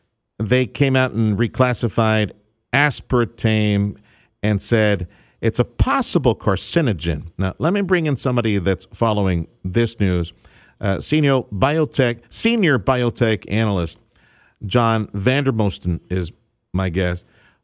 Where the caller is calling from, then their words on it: South Texas, United States; we're calling you from South Texas. I know you're in North Texas, but here in the Valley, you know, this is Diabetesville, USA.